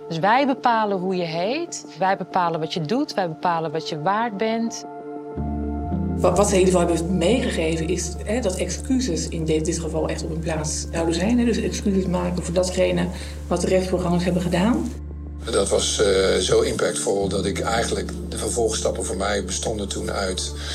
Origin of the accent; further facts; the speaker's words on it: Netherlands; geboren en getogen in Nederland